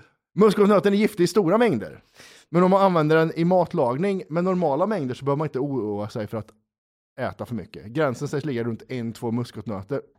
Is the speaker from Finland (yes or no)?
yes; Åland, Finland; när jag växte upp på Åland så brukar jag och mina kompisar dricka Coca-Cola och käka muskotnötter så vi blir roliga i huvudet.